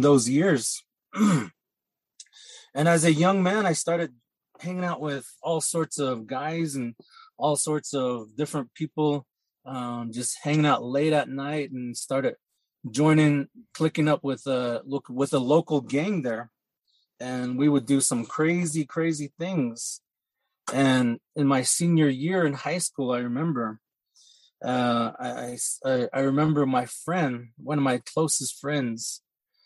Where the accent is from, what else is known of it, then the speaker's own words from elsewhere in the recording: north of Chinle, Arizona, United States; I grew up on the Navajo Reservation, a little bit north of Chinle, Arizona